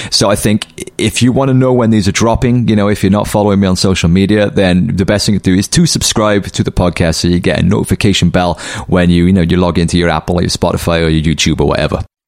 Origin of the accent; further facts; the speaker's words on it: Cardiff, Wales, United Kingdom; that's my hometown